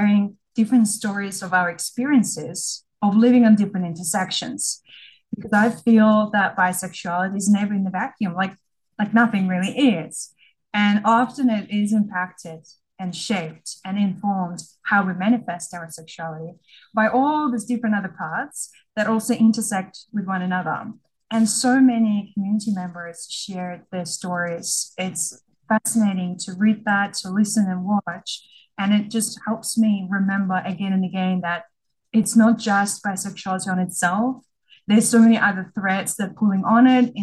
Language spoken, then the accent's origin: English; Russia; moved away as an adult; now in Australia; I was born in Russia and I grew up there and was an adult when I migrated to Australia